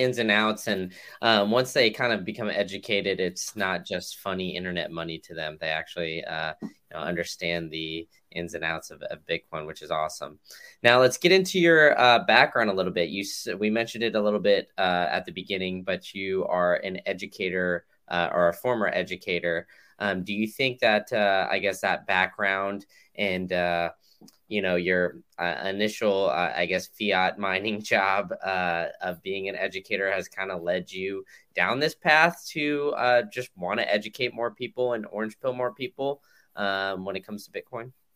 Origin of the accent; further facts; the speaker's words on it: Austin, Texas, United States; I grew up in Austin